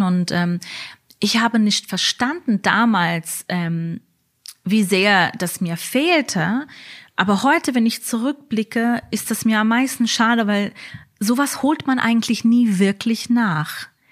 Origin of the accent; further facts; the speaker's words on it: New York, United States; moved away as an adult; now in Berlin, Germany; Ich bin in Amerika geboren, ähm, in New York, in einem Stadtteil von Brooklyn, wo die Satmara chassidische Gemeinde ähm, besiedelt ist